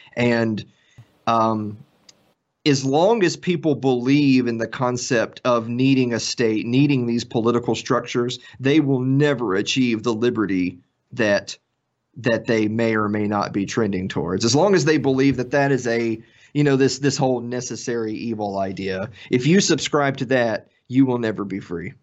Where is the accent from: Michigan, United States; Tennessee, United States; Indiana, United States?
Tennessee, United States; I'm from Tennessee